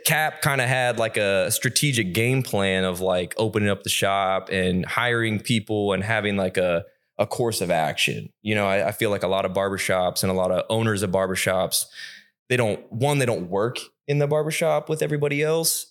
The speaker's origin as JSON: {"language": "English", "town": "Pataskala", "region": "Ohio", "country": "United States", "said": "I'm from Pataskala"}